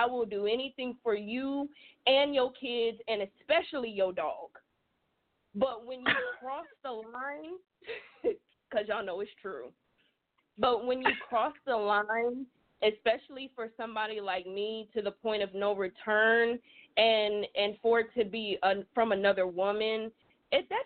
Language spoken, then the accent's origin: English; South Georgia, United States; I'm from the South. I'm a down South Georgia girl.